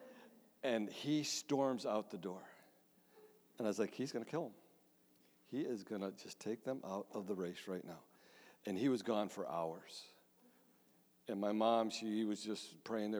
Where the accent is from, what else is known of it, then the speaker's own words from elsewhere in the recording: Mount Morris, United States; moved away; also born or lived in Michigan; the church I grew up in Mount Morris